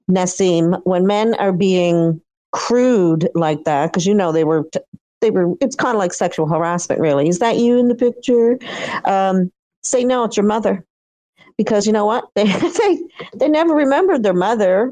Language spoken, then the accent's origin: English; Eastern Canada, Canada; I'm from Eastern Canada. I grew up on the Atlantic Ocean.